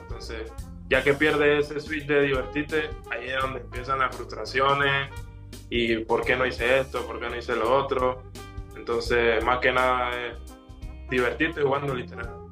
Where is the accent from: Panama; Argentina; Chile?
Panama; now in Uruguay